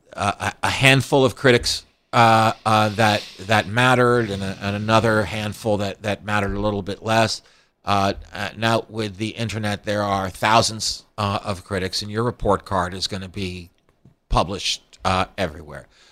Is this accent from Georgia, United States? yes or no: no; Scarsdale, New York, United States; I came from a place, Scarsdale, New York